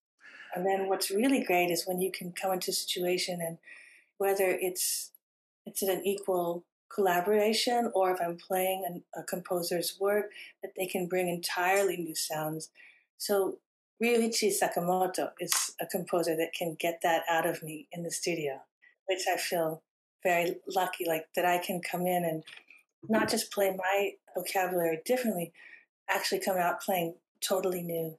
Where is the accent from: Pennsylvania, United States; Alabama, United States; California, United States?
California, United States; I grew up having my parents and siblings as immigrants, and I was born here in California.